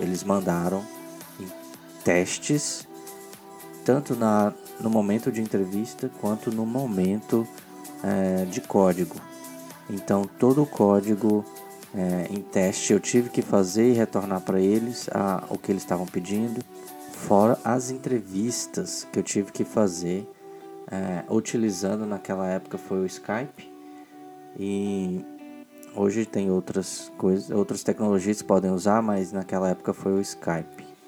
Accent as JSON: {"language": "Portuguese", "town": "Goiânia", "region": "Goiás", "country": "Brazil", "tie": "born or raised there", "also_born_or_lived": "Brasília / Porto, Portugal", "moved": "as an adult", "said": "originalmente eu sou de Goiânia, nascido em Goiânia e me mudei para Brasília para trabalho."}